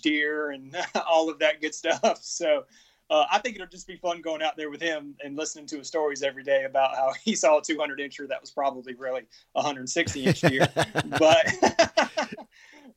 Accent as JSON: {"language": "English", "region": "Florida", "country": "United States", "said": "we're from Florida"}